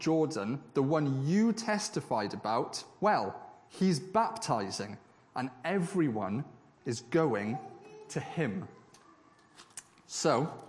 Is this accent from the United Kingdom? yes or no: yes; Swansea, Wales, United Kingdom; moved away; back in my hometown of Swansea